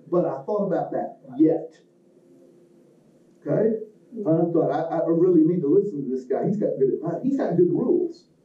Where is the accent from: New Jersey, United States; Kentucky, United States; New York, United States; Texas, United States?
Kentucky, United States; I come from Kentucky, so I think self is a noun all by itself.